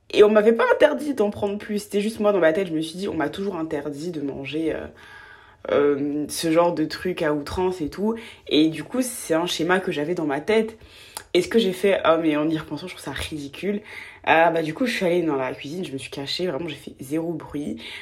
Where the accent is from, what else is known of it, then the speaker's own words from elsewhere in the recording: Côte d’Ivoire; j'ai grandi en Côte d'Ivoire, je viens de Côte d'Ivoire